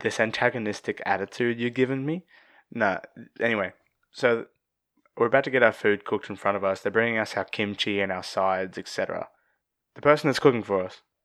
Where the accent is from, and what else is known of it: Australia